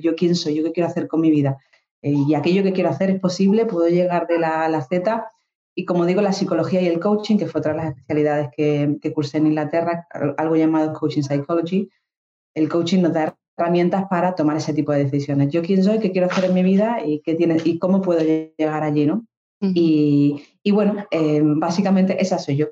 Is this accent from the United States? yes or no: no; Dos Hermanas, Andalusia, Spain; moved away as an adult; also born or lived in Granada / London; now in Málaga, Spain; yo soy de Sevilla, yo soy de un pueblo que se llama Dos Hermanas. Y, bueno, yo nací allí, estuve allí pues 26 años